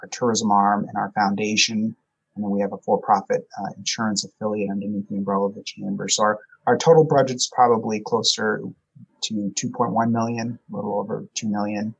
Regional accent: United States; my parents were immigrants. So they actually immigrated to this country from Europe, from the country of Portugal. And I was born here in the United States.

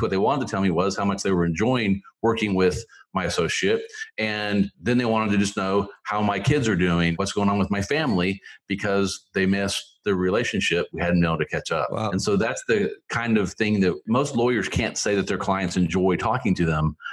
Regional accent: Tulsa, Oklahoma, United States; moved away; also born or lived in Philippines / Missouri; I was born there when my dad was in the Navy. They quickly got me back to the States, and I grew up in Oklahoma in the Tulsa area

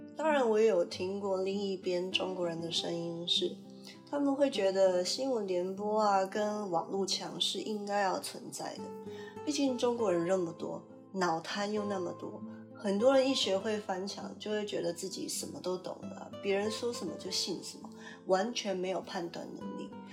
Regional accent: Taiwan; moved away as an adult; now in Canada; 就像我因为其他私人的条件因素必须常年待在加拿大，也不会让我觉得我自己就变成一个加拿大人啊，我还是一个台湾人，只是住在加拿大而已

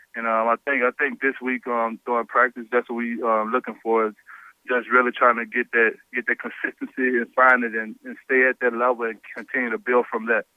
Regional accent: Louisiana, United States; stay here in Louisiana and uh, just represent for my home state

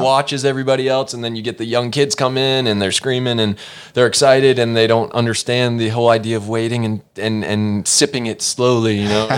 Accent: Norcross, Georgia, United States; moved away as an adult; now in Los Angeles, United States; I was born and raised in Norcross, Georgia.

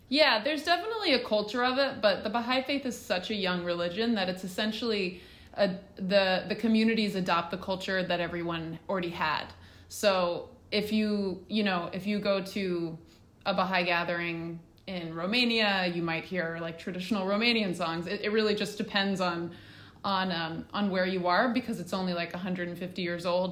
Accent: Hendersonville, Tennessee, United States; also born or lived in Australia; I grew up, uh, outside of Nashville in Hendersonville, Tennessee. Um, we moved there when I was little from Australia

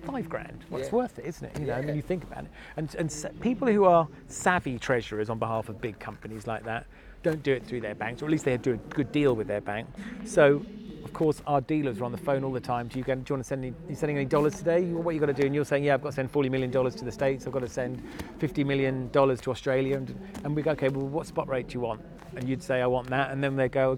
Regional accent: Norfolk, East of England, United Kingdom; also born or lived in Nottingham; I'm from Norfolk

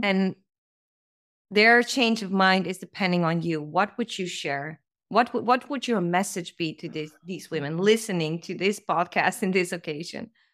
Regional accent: Amsterdam, North Holland, Netherlands; my background is Yugoslavian, so I was born and raised in Amsterdam

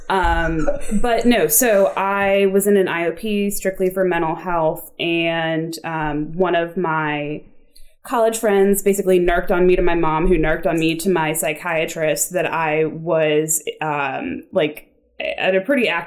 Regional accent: Chevy Chase, Maryland, United States; moved away as an adult; also born or lived in Washington, D.C.; I grew up in Chevy Chase, Maryland

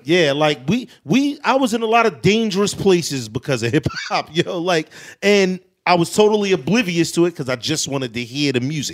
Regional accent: New York City, New York, United States; growing up in Queensbridge, the recenter was almost like a celebrity spot.

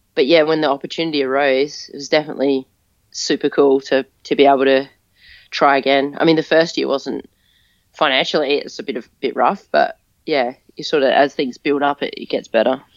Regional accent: Adelaide, South Australia, Australia; moved away as an adult; also born or lived in Brisbane; it's my hometown

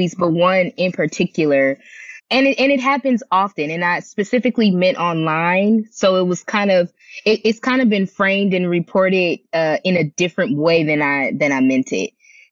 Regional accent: Compton, California, United States; I'm from Compton, California. And I always do say, you know, Compton made me

